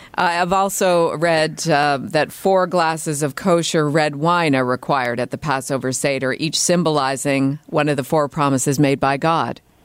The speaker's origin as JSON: {"language": "English", "country": "Canada", "tie": "born or raised there", "said": "growing up in Canada as a Christian in the United Church"}